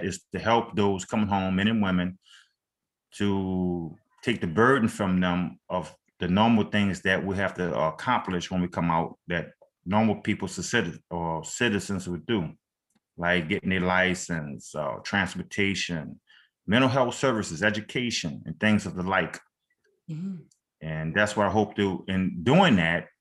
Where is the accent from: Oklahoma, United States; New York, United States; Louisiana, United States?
Louisiana, United States; I'm from Louisiana.